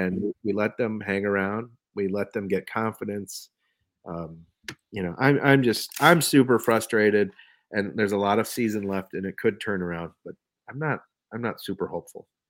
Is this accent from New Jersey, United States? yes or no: no; Minneapolis, Minnesota, United States; moved away as an adult; now in Bayfield County, United States; I was from Minneapolis.